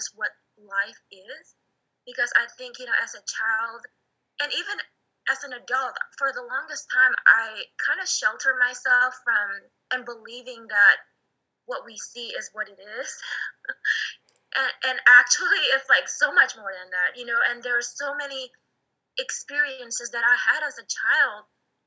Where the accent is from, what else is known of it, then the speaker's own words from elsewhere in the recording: Indonesia; moved away; I was born in Indonesia